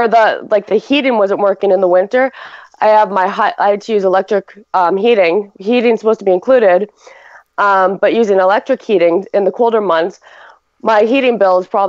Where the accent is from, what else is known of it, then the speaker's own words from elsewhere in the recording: Ontario, Canada; now in Alberta, Canada; I was from Ontario